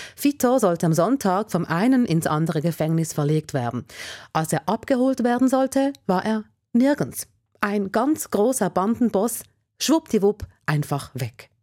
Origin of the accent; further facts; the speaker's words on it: Switzerland; bei uns in der Schweiz